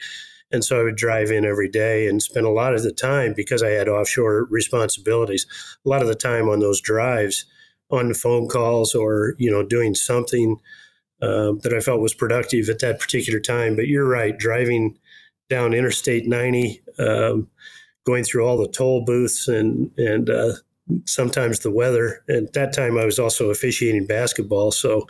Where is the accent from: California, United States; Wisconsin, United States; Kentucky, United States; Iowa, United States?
Iowa, United States; Newton; moved away; I was born in Iowa, and so I grew up out there, and my grandparents were farmers, and my dad owned a lumber yard